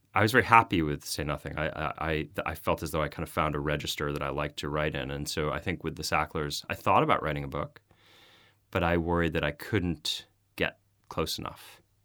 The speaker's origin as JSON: {"language": "English", "country": "United States", "said": "I'm American"}